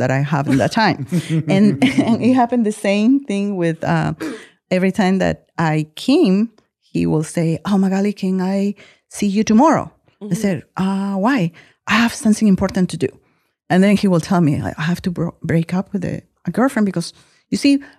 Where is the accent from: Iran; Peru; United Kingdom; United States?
Peru; moved away as an adult; I came from Peru. I'm Peruvian